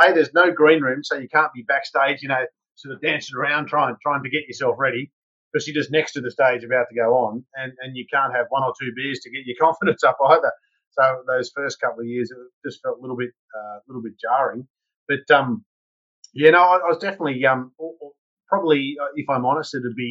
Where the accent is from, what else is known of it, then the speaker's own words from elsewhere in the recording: Newcastle, New South Wales, Australia; also born or lived in United Kingdom; now in Noosa, Australia; I'm originally from a town called Newcastle, which is about 2 hours north of Sydney.